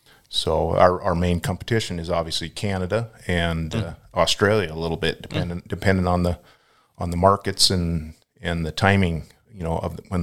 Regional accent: Lynden, Washington, United States; now in Palouse, United States; I grew up in the Linden.

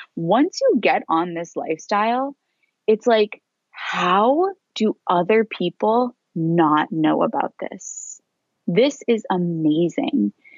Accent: Boston, Massachusetts, United States; moved away as an adult; now in Australia; I moved to Australia from Boston.

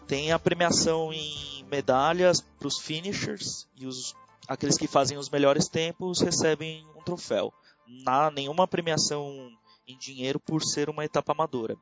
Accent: São Paulo, Brazil; Eu sou de São Paulo, capital.

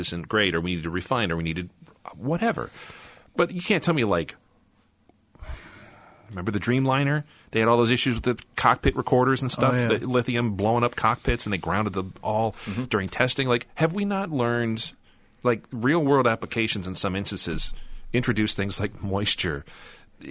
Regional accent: Midwest, United States; I'm from the Midwest

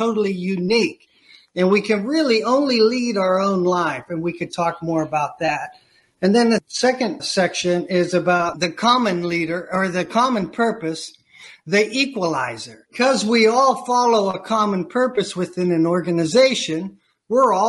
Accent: Eastern Ohio, United States; now in Chicago, United States; I grew up in Eastern Ohio in the foothills of Appalachia

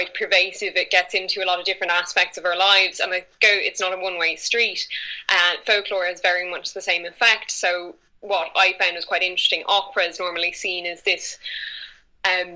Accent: Ireland; accent: Irish; I am from Ireland, and we do have a very strong folkloric tradition over here, which from a very young age I was exposed to by family

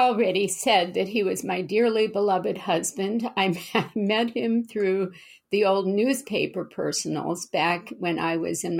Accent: Louisiana, United States; now in Berkeley, United States; well, I'm from Louisiana and I'm a military brat and I'm Southern by heritage, although not by accent.

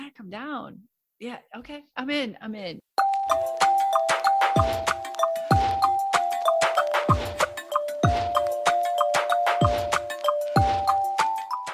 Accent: Boston, Massachusetts, United States; accent: hard Boston; my accent was hard. Hard Boston

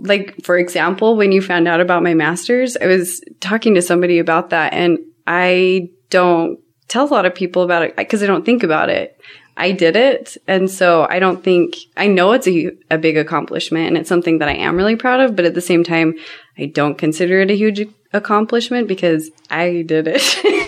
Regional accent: Cottonwood Heights, Utah, United States; I grew up in Cottonwood Heights, Utah. And my parents bought the my dad bought the house before I met my mom, and we've never moved. Still the same house that he bought then.

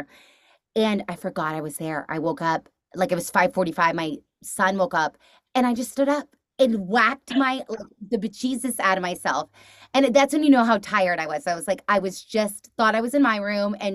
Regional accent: Texas, United States; moved away; I'm from Texas originally

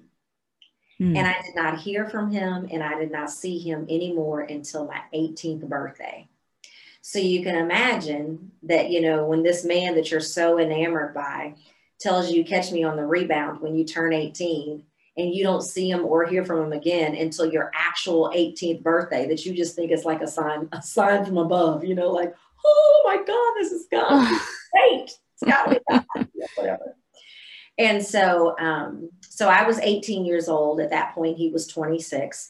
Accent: Central Illinois, United States; moved away as an adult; also born or lived in Mississippi; now in Texas, United States; I was born and raised in Central Illinois

